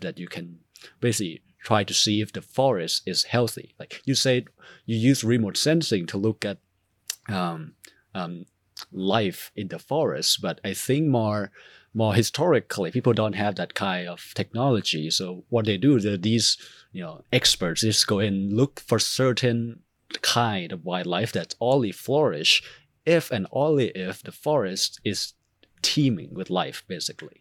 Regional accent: Thailand; moved away; I'm from Thailand

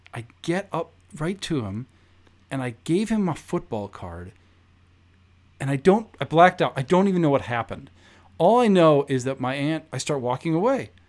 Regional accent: Chicago, Illinois, United States; now in Los Angeles, United States; I grew up in Rogers Park

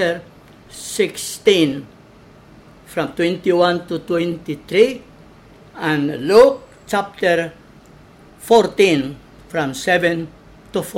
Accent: Balamban, Central Visayas, Philippines; Pinamungahan is the mother parish of Balamban, my hometown

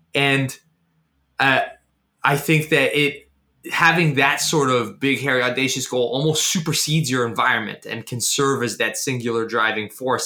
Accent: Canada; I was born in Canada

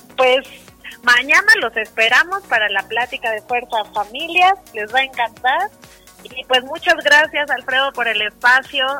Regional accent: Mexico

